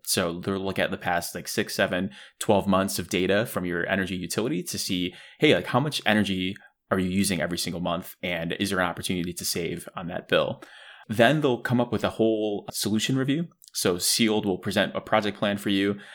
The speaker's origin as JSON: {"language": "English", "town": "Buffalo", "region": "New York", "country": "United States", "tie": "born or raised there", "said": "growing up in the Northeast in Buffalo, New York"}